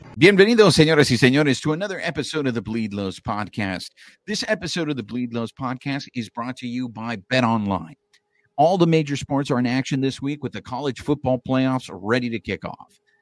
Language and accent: English; California, United States; born and raised in California